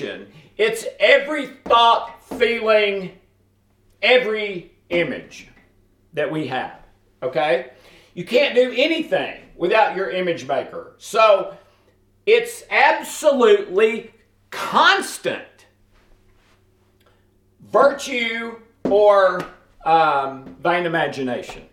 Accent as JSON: {"language": "English", "region": "the South", "country": "United States", "said": "I'm from the South"}